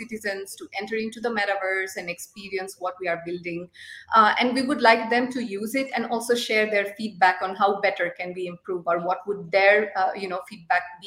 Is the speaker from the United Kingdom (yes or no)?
no; Nepal; moved away as an adult; also born or lived in Zurich, Switzerland / Lucerne, Switzerland; now in Switzerland; I come from Nepal, but I've been here in Switzerland, based in Zurich and Lucerne, since last 3 years